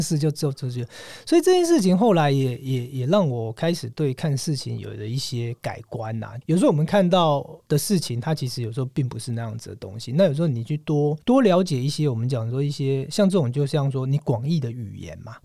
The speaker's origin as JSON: {"language": "Chinese", "country": "Taiwan", "said": "我从台湾来的"}